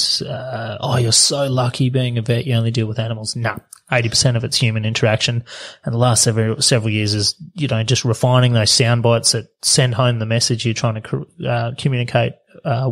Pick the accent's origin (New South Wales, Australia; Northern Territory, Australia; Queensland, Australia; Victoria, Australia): Queensland, Australia; Charters Towers; up north in Charter Stairs